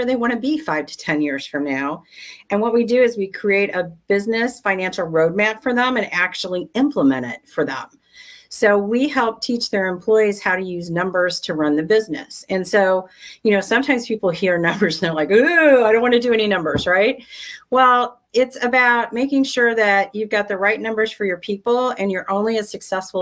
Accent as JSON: {"language": "English", "region": "Midwest", "country": "United States", "also_born_or_lived": "St. Louis, Missouri", "said": "I'm very much a Midwest girl"}